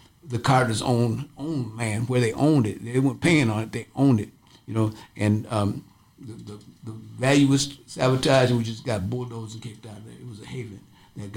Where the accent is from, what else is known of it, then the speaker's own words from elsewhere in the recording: Saint Paul, Minnesota, United States; I was born on Rondo, 717 Rondo